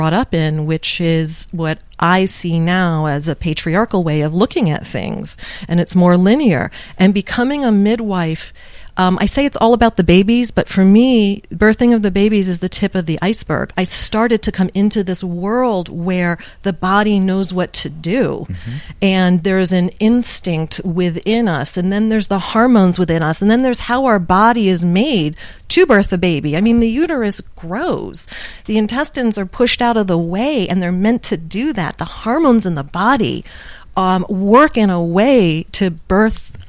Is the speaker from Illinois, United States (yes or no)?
no; Waterford, Connecticut, United States; I grew up in Waterford, Connecticut. So I'm a Jewish girl from the East Coast